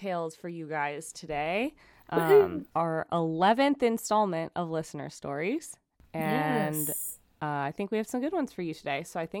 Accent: New York City, New York, United States; now in Germany; So I live in Germany right now. I'm from New York City, but my boyfriend is German

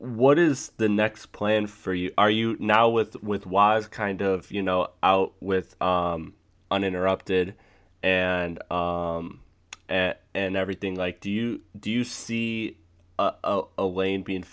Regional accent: Detroit, Michigan, United States; I'm from Metro Detroit. I grew up on the 04 Pistons

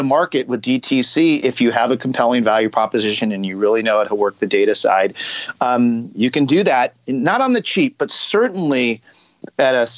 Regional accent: California, United States; moved away as an adult; also born or lived in Cincinnati, Ohio; I'm originally from California

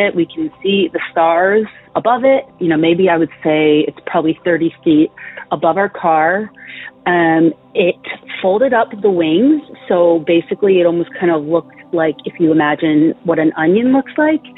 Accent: Greenbelt, Maryland, United States; moved away; I'm originally from Greenbelt. It's in Maryland.

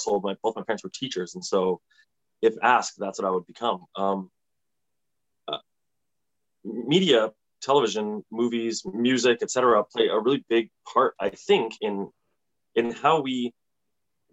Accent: Ontario, Canada; I grew up in Ontario reading plays

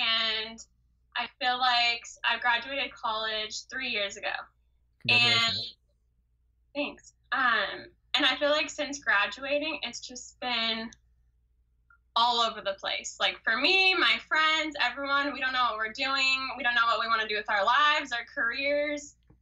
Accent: Orange County, California, United States; I am from Orange County.

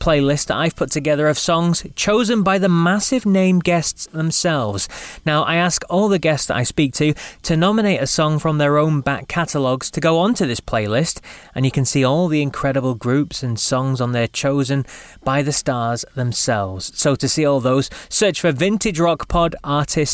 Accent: England, United Kingdom; moved away as an adult; now in Scotland; I'm from England, but I've lived in Scotland now for the last, 17 years or something like that.

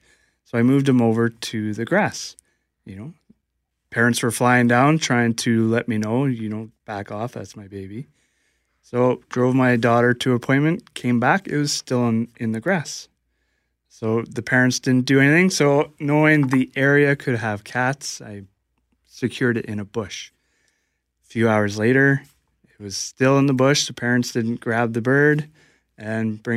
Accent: Scarborough, Ontario, Canada; I'm from Scarborough, Ontario. I grew up near the zoo

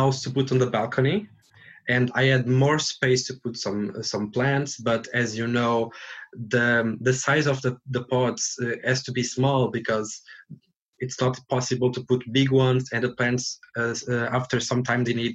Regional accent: Portugal; now in Dublin, Ireland; I'm from Portugal.

